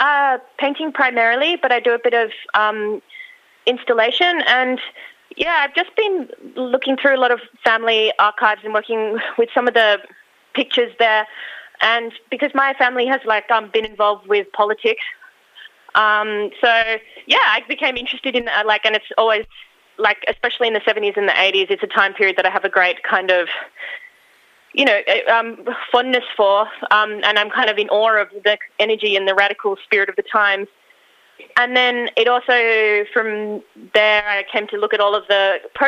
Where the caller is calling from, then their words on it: Sydney, New South Wales, Australia; I'm on Gadigal land in Sydney.